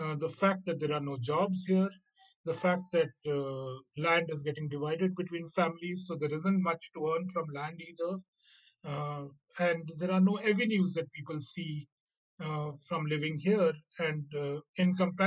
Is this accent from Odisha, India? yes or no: yes; Odisha, India; I am a bhaiya for Punjab because I come from Odisha